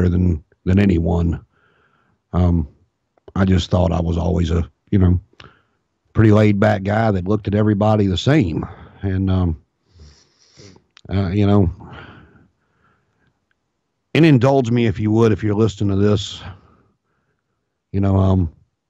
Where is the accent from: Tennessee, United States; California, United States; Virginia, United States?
Virginia, United States; Martinsville; now in Richmond, United States; I was born and raised in Martinsville, Virginia, and moved to Richmond.